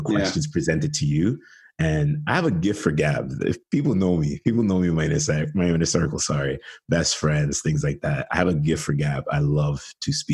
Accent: Ontario, Canada; not being raised as a Canadian, even though I'm from here, but raised from the West Indian culture

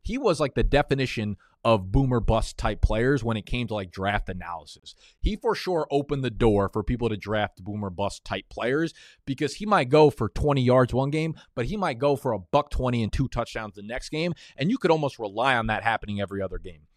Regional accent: New York City, New York, United States; also born or lived in Manhattan; I was born in Brooklyn, New York. I live in Manhattan right now.

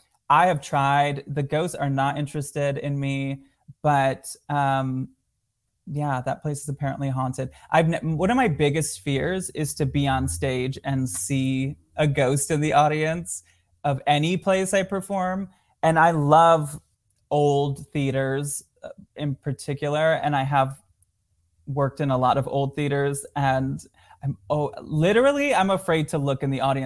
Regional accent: Michigan, United States; born or raised there

